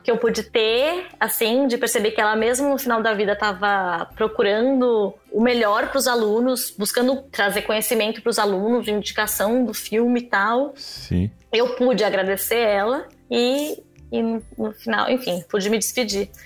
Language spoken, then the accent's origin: Portuguese; São Paulo, Brazil; eu sou de São Paulo